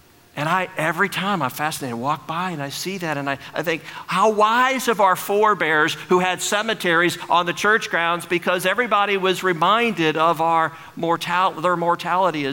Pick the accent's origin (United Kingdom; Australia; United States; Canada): United States; St. Louis, Missouri; now in Cape Girardeau, United States; St. Louis, my hometown.